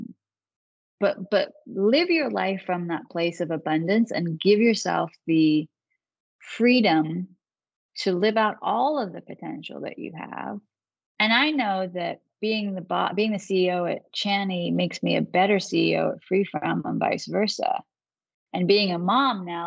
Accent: Manchester, North West England, United Kingdom; moved away as an adult; now in United States; I was born and raised in Manchester, England. I didn't actually move to this country until I went to law school. So when I was 22

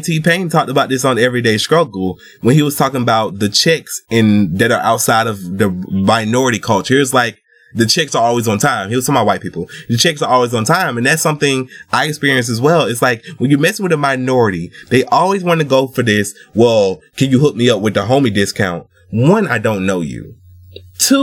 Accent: United States; I was born in America, so I don't have it

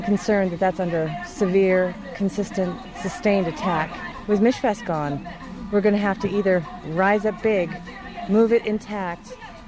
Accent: Syracuse, New York, United States; I'm from Syracuse.

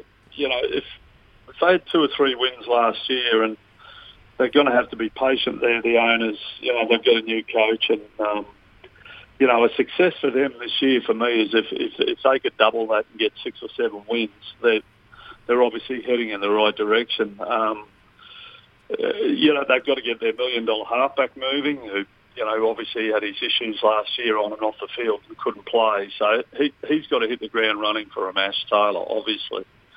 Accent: Queensland, Australia; as a Queenslander

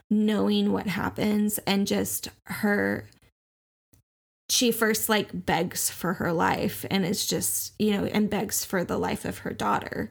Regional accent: Oklahoma, United States; We grew up in Oklahoma, where Christianity was the status quo

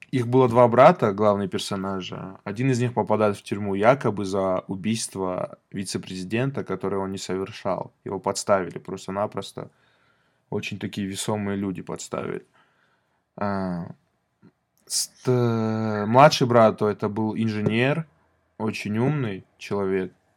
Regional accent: Vladikavkaz, North Ossetia–Alania, Russia; Мы с хэтагом из Владикавказа

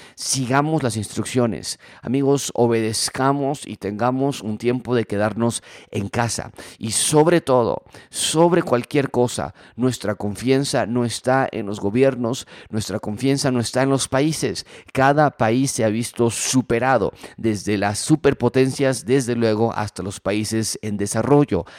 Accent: Mexico; nuestra cultura mexicana

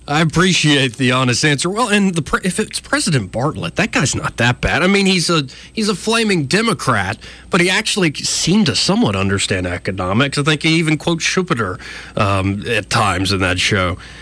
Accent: Alabama, United States; I grew up in Alabama

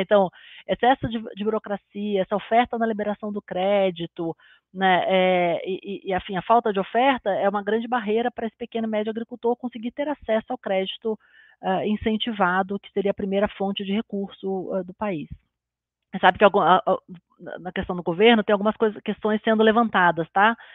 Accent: Brazil; a gente como brasileiro

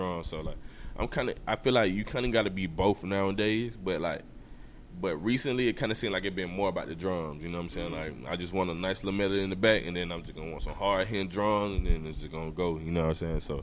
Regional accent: Atlanta, Georgia, United States; also born or lived in East Point, Georgia / Ellenwood, Georgia; I was born in East Point, you know what I'm saying? That's like the south side of Atlanta

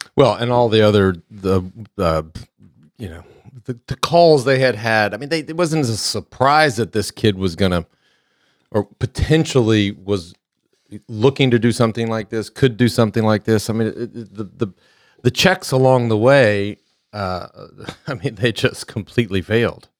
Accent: Texas, United States; growing up in Texas

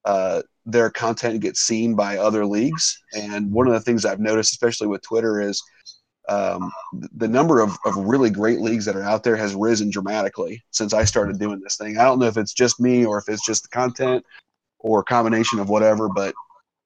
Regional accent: Cincinnati, Ohio, United States; I'm from Cincinnati

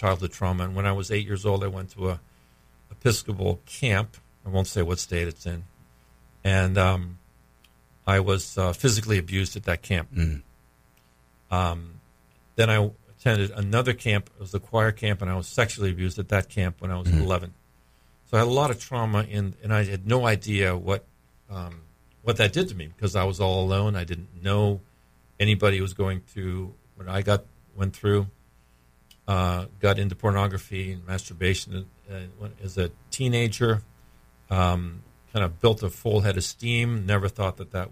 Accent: New England, United States; moved away as an adult; also born or lived in Virginia / Massachusetts / Pennsylvania; now in Florida, United States; I grew up in New England

